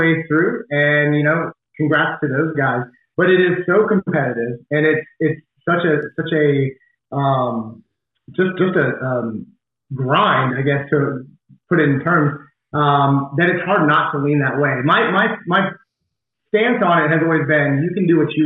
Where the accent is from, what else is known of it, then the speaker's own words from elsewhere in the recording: Nashville, Tennessee, United States; played baseball growing up in Nashville, Tennessee, which is where I'm from, kind of raised there